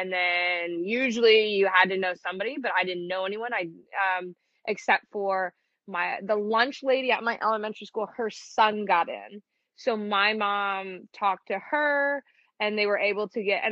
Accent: suburb of Detroit, Michigan, United States; accent: Michigan; I'm from Michigan, just outside of Detroit in one of the little suburbs

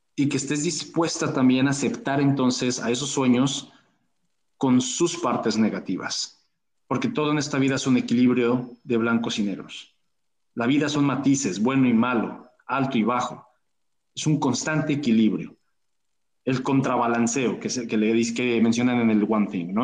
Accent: Mexico; como decimos en México

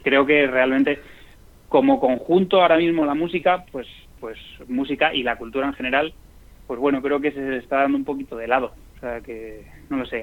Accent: Madrid, Community of Madrid, Spain; nosotros somos de Madrid

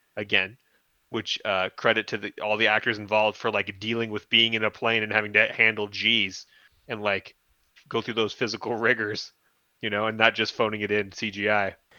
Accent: San Bernardino, California, United States; I grew up in San Bernardino

